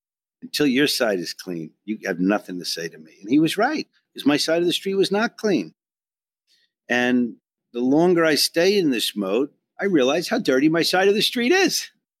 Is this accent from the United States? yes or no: yes; New York, United States; I came from Long Island. A big trip for me was Manhasset, you know.